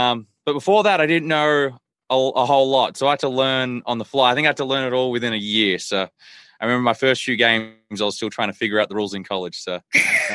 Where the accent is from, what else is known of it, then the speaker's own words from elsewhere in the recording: Australia; also born or lived in Philadelphia / Texas; now in United States; I grew up in Australia, like right by a beach. So, more of a coastal town